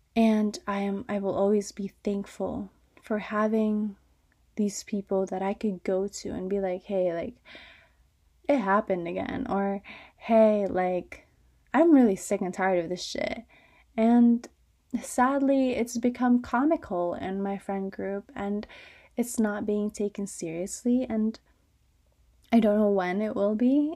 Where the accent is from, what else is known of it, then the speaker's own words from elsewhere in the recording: suburban Connecticut, United States; I'm from suburban Connecticut